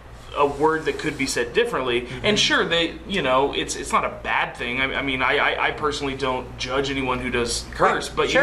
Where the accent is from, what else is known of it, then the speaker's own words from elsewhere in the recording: Anderson, Indiana, United States; also born or lived in Colorado; I was born in Colorado, raised in Anderson.